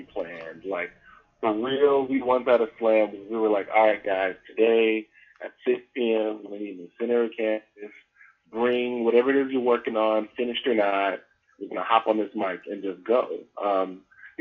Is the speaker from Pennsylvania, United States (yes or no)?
no; Nashville, Tennessee, United States; moved away as an adult; now in Atlanta, United States; I'm originally from Nashville, Tennessee, Country Music City.